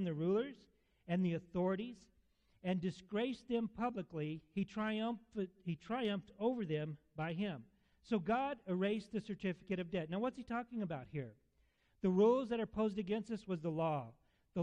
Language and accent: English; Alamogordo, New Mexico, United States; I'm from Alamogordo. I was born there and raised there off and on.